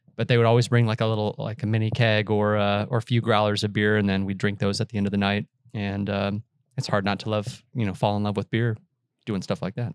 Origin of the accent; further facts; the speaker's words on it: Austin, Texas, United States; also born or lived in Boulder, Colorado; I grew up in Austin